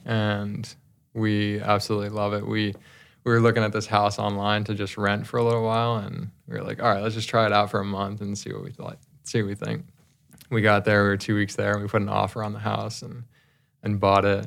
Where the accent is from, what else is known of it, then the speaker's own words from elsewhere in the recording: New Jersey, United States; I grew up in New Jersey